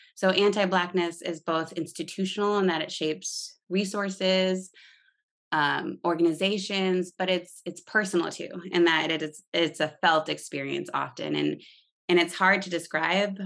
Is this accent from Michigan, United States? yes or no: yes; East Lansing, Michigan, United States; I grew up in East Lansing, Michigan, which is a college town